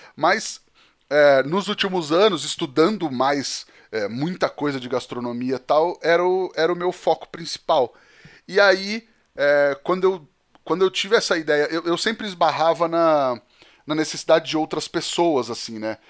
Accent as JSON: {"language": "Portuguese", "town": "Divinópolis", "region": "Minas Gerais", "country": "Brazil", "said": "sou de Divinópolis, Minas Gerais"}